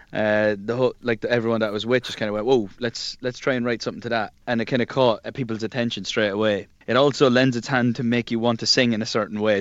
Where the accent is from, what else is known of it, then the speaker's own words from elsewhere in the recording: Ireland; being Irish